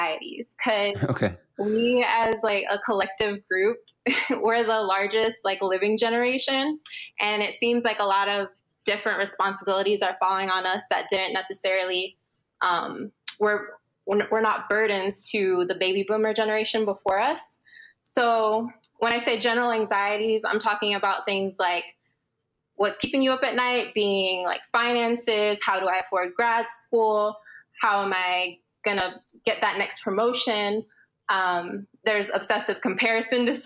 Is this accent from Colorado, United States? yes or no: no; Florida, United States; also born or lived in Los Angeles / Miami / Thailand; My family's from Florida, or I was raised in Florida, and majority of my family lives in Honduras